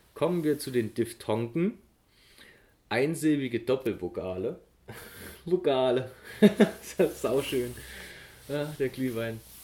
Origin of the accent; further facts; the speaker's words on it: Germany; für uns Deutsche